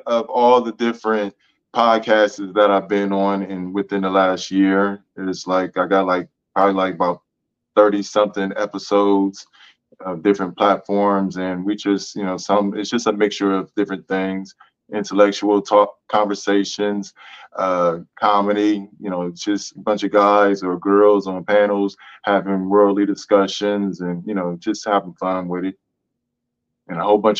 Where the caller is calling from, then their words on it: Columbus, Ohio, United States; I'm coming from Columbus, Ohio. I'm a professional master barber